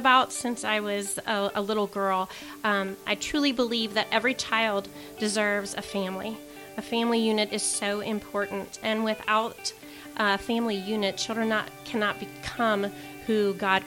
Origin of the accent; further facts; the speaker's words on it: Hamilton, Ohio, United States; also born or lived in San Diego, California; now in Mason, United States; I am from Hamilton, Ohio